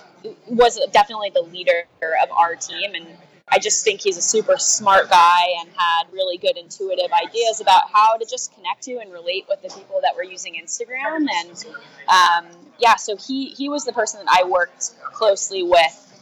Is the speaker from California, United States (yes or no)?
yes; California, United States; I'm originally from California